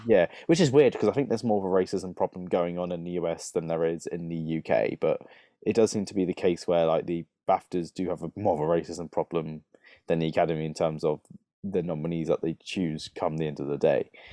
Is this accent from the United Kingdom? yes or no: yes; United Kingdom; a lot of us Brits